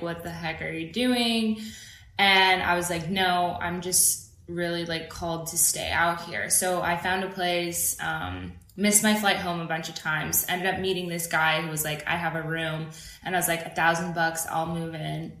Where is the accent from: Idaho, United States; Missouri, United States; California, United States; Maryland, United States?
Idaho, United States; moved away as an adult; also born or lived in Virginia / New York; now in Los Angeles, United States; I'm born in Idaho. I grew up between Idaho and Virginia